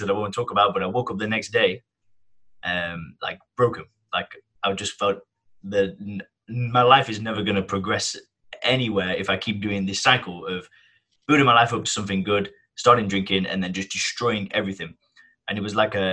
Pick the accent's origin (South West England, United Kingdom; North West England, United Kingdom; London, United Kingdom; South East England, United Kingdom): North West England, United Kingdom; Kirkham; accent: northern twang; now in Thailand; I'm from the northwest of England. So I have a nice northern twang. And I come from a village called Kirkham